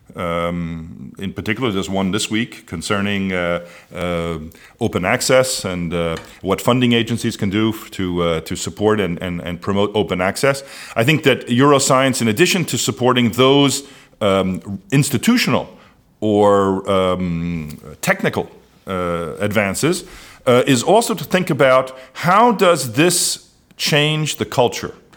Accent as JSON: {"language": "English", "country": "United States", "said": "as an American of Amer, someone of American origin"}